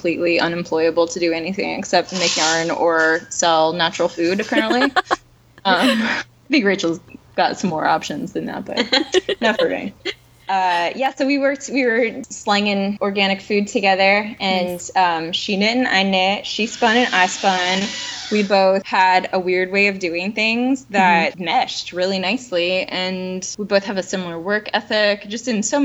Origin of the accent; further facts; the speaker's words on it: Athens, Ohio, United States; now in Bellingham, United States; I am from southeastern Ohio. I'm an Appalachian girl